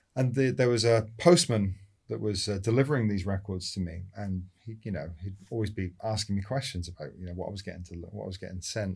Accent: Scotland, United Kingdom; born or raised there; also born or lived in London; now in Los Angeles, United States

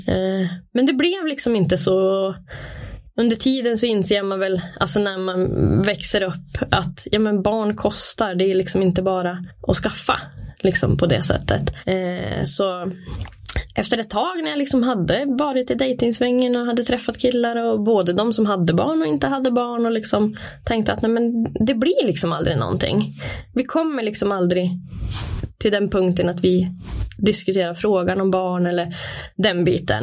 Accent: Brunflo, Jämtland, Sweden; Jag är född och uppvuxen i Brunflo. Bott där i hela mitt liv.

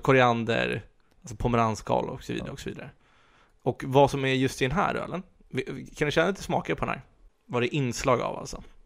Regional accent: Sweden; som svenskar är vi ju väldigt konflikträdda

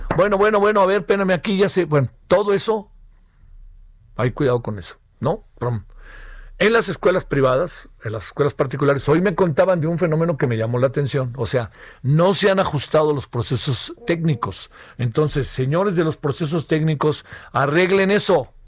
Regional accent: Mexico; los mexicanos y las mexicanas tenemos muchos problemas de salud

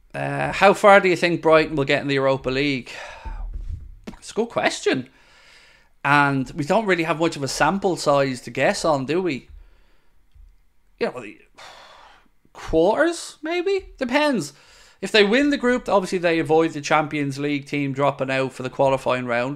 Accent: Ireland; I'm Irish

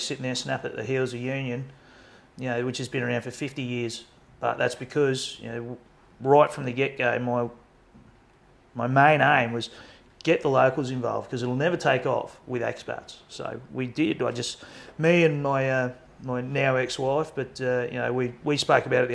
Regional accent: Australia; moved away as an adult; now in Norway; I've come from Australia where, you know, this is huge

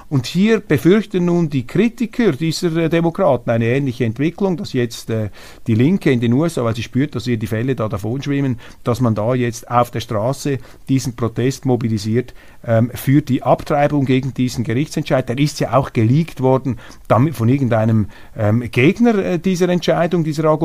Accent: Switzerland; als Schweizer

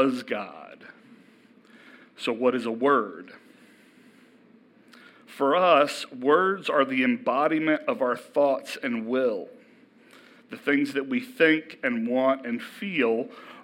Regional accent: Elkton, Virginia, United States; I grew up in Elkton, so I'm a true local

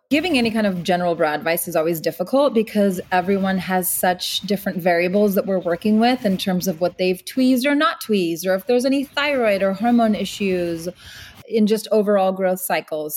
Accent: Meadow Vista, California, United States; now in Los Angeles, United States; where we grew up back in Northern California. It's a town called Meadow Vista

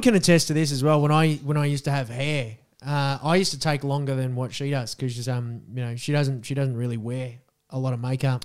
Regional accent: Australia

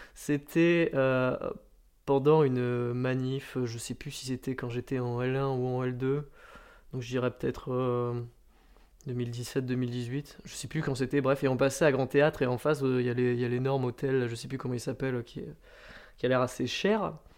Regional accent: Landes, Nouvelle-Aquitaine, France; also born or lived in Suresnes; je suis né à Suresnes, donc c'est vers Nanterre, mais j'y suis resté euh, un an et demi environ pour déménager euh, dans les Landes quand j'étais petit

